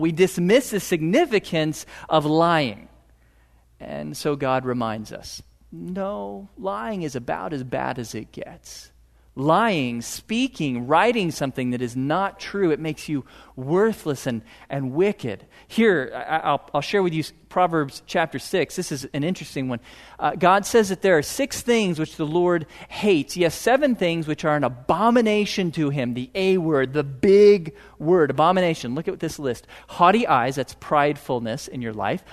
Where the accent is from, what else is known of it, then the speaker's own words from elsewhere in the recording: Piney Woods, just north of Houston, Texas, United States; I grew up in the Piney Woods, just north of Houston